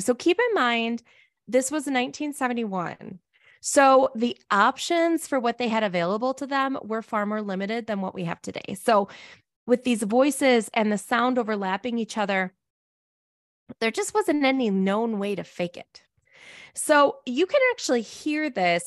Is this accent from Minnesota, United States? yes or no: yes; Minnesota, United States; moved away; I'm a Minnesotan originally